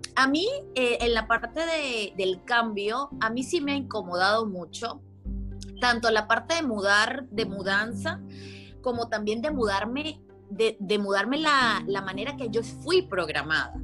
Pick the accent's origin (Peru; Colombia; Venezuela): Venezuela; moved away as an adult; also born or lived in South Carolina, United States; now in Tennessee, United States; soy venezolana, llevo ya dos años viviendo en Estados Unidos